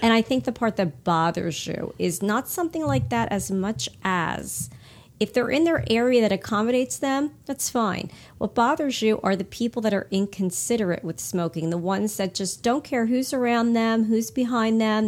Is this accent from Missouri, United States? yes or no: no; Hamilton, New Jersey, United States; also born or lived in Burlington area, New Jersey; when I grew up in Hamilton, uh, in New Jersey, it was just like thirty minutes from where we are now in the Burlington area